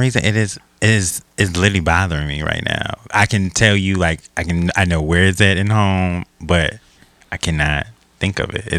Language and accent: English; Milwaukee, Wisconsin, United States; moved away; also born or lived in Louisiana; I'm from Milwaukee.